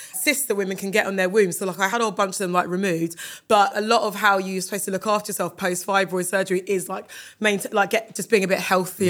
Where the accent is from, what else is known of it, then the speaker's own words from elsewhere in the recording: Kingston upon Thames, London, United Kingdom; I grew up in Kingston.